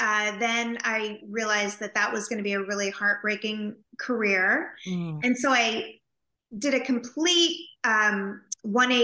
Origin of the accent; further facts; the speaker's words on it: Napa Valley, California, United States; I grew up in California in a little house in the Napa Valley